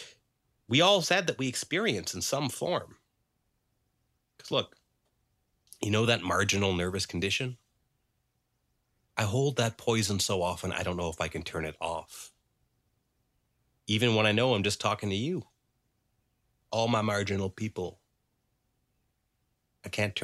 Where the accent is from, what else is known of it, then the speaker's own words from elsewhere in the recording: Dartmouth, Nova Scotia, Canada; when I was growing up in Dartmouth